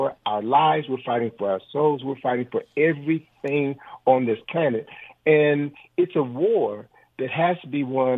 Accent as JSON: {"language": "English", "town": "Chicago", "region": "Illinois", "country": "United States", "said": "now, I'm from Chicago"}